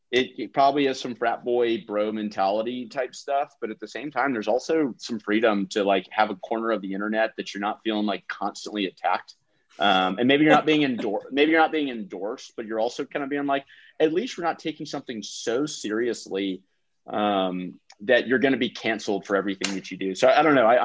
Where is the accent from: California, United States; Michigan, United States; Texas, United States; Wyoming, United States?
Texas, United States; Austin; moved away as an adult; also born or lived in North Carolina; I was from Austin, Texas